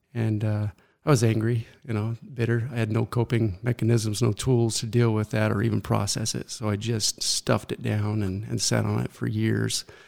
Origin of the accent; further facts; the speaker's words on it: Mesa, Arizona, United States; I was born right here in Mesa, Arizona